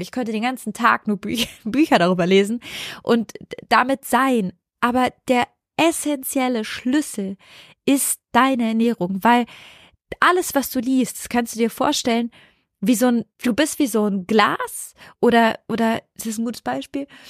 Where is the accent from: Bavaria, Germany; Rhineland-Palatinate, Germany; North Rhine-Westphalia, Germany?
North Rhine-Westphalia, Germany; Cologne; Ich bin aus dem Haus in Köln bei meiner Mama weggezogen.